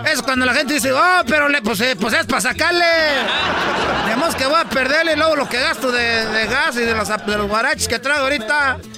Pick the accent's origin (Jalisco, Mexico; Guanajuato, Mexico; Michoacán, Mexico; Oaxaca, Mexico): Michoacán, Mexico; Entonces, y nomás que les, voy a decir algo. Yo soy pues de Michoacán, son 100 mentirosos, pero les voy a decir